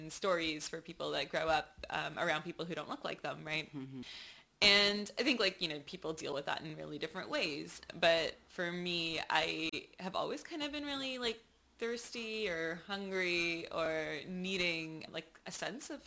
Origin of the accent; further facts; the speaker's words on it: Mississauga, Ontario, Canada; so I'm actually from just outside of Toronto. There's like this suburb uh, called Mississauga, which is where I was born, and um, I spent a lot of time uh, there as a child